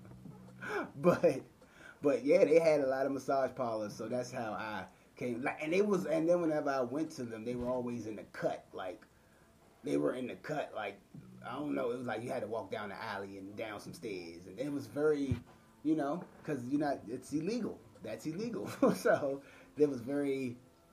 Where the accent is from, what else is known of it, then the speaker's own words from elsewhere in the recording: Washington, District of Columbia, United States; We're from Washington, D.C. DMV area